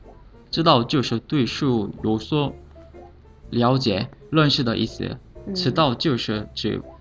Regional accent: South Korea; Chinese is a second language; now in China; 我是来自韩国的

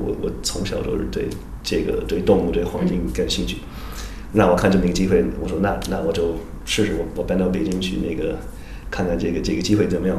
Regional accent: Tulsa, Oklahoma, United States; Chinese is a second language; moved away as an adult; also born or lived in Houston, Texas / Seattle area / Yangzhou, China; now in Beijing, China; 后来五岁都搬到俄罗斯，然后所以我一直在这两州跑来跑去的

